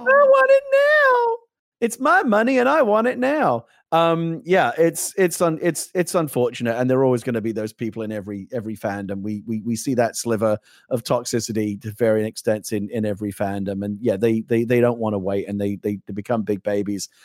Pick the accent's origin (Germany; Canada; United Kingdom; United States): United Kingdom; I'm a Brit